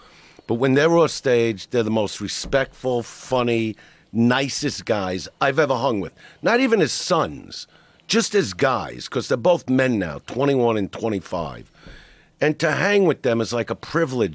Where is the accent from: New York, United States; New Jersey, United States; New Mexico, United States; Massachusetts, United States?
New York, United States; New York City; I am from Brooklyn